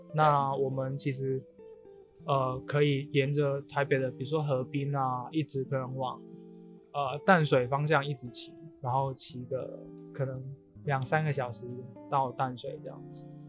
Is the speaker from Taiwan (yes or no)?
no; Macau; 我作为澳门人啊，其实我自己的兜风，我们管的话叫有车河